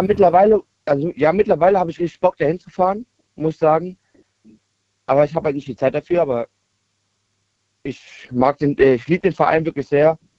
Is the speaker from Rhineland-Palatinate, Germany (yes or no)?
yes; Kaiserslautern, Rhineland-Palatinate, Germany; ich komme erst ja aus Kaiserslautern